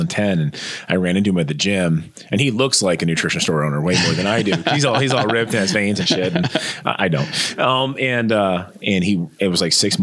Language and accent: English; Northeast Nebraska, United States; a chubby kid growing up in Northeast Nebraska